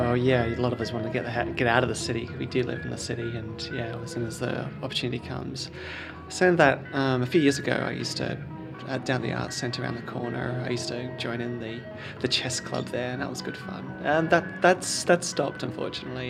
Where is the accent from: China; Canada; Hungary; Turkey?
Turkey; now in Kensington, Australia; I'm originally from Turkey. I'm now an Australian citizen